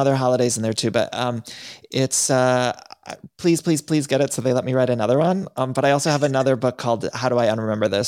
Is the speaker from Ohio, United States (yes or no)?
yes; Cleveland, Ohio, United States; I grew up in Ohio